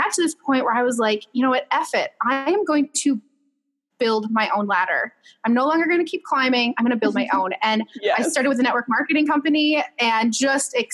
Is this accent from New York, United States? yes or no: no; Minnesota, United States; I'm just a girl from Minnesota